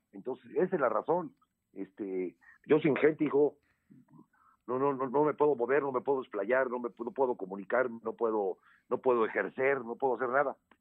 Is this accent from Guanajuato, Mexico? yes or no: no; Puebla, Mexico; soy poblano, tengo 62 años, siempre he vivido acá